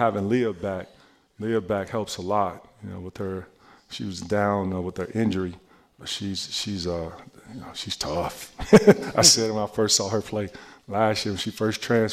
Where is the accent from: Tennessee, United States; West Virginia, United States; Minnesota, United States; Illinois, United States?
Illinois, United States; Chicago; I'm from Chicago